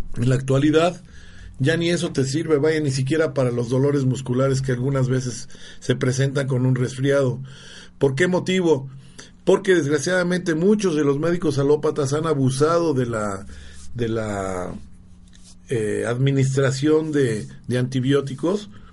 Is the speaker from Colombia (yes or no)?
no; Mexico; now in Puebla, Mexico; yo soy jalisciense jalicense michoacano